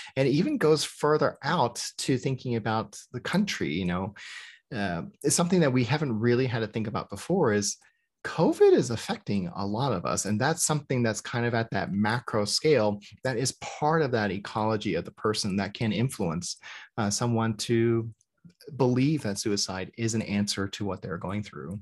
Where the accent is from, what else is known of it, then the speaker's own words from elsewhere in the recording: United States; we're Korean American